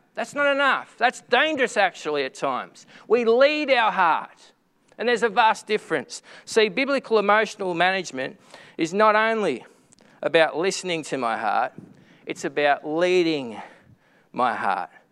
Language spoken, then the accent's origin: English; Echuca, Victoria, Australia; my hometown of Echuca